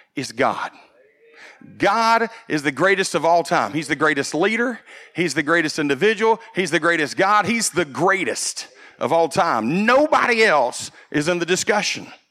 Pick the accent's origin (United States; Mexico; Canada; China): United States; growing up in America